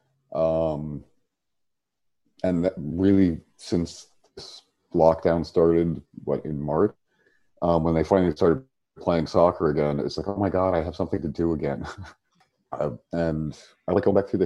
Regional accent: outside of Pittsburgh, Pennsylvania, United States; moved away as an adult; now in Chicago, United States; Oh, I grew up in outside of Pittsburgh, but I've been in Chicago for 25

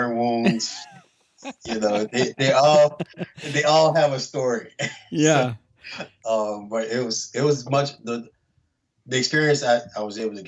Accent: New Orleans, Louisiana, United States; I'm from New Orleans

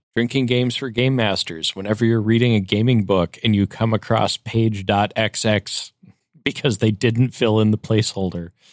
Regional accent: Upper Midwest, United States; I'm from the Upper Midwest

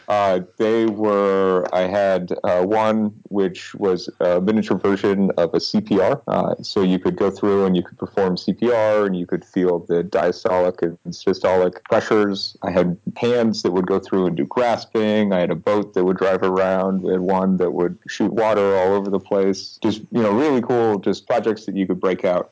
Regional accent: Nebraska, United States; so I originally I grew up in Nebraska

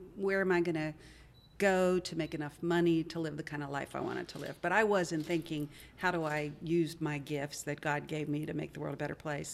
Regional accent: Wheeling, West Virginia, United States; moved away as an adult; also born or lived in Dayton, Ohio; now in Nashville, United States; Grew up in Wheeling, West Virginia, school in Dayton, Ohio, and then came to Nashville

